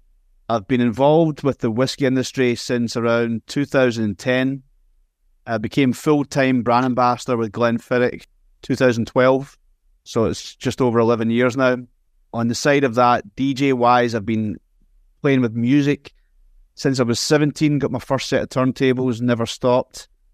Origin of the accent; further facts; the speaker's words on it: Scotland, United Kingdom; now in United States; So I grew up in Scotland, moved to the States back in 2005, sold the turntables, already had CDJs also.